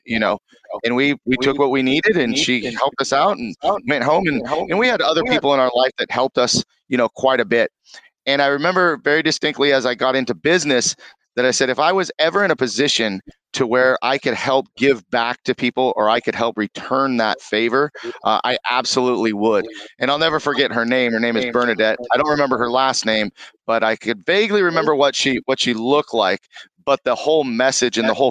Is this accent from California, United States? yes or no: yes; Conejo Valley, California, United States; also born or lived in Moorpark, California; born and raised in Conejo Valley. Lived there most of my life.